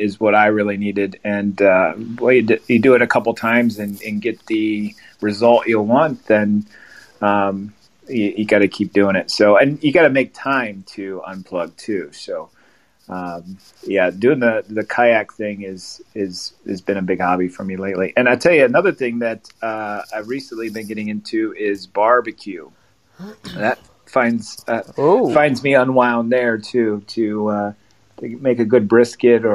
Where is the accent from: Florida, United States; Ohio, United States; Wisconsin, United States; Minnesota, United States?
Ohio, United States; Glandorf; also born or lived in Findlay, Ohio / Iowa; I was born and raised in Glandorf